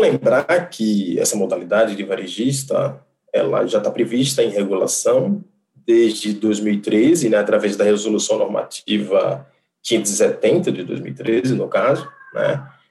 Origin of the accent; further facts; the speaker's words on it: Rio Grande do Norte, Brazil; moved away as an adult; now in Manaus, Brazil; Eu nasci no Rio Grande do Norte, sou engenheiro eletricista formado pela Universidade Federal do Rio Grande do Norte